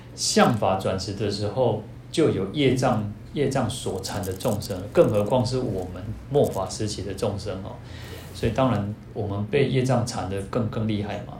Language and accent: Chinese; Taiwan; 我们台湾人